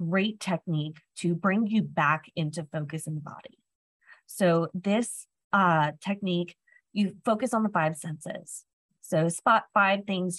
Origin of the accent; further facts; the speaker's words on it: Florida, United States; I was from Florida